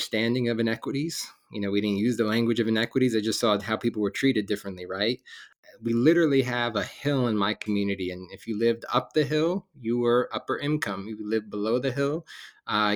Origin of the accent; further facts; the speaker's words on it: West Orange, New Jersey, United States; I'm originally from New Jersey, a town called, it's West Orange, New Jersey.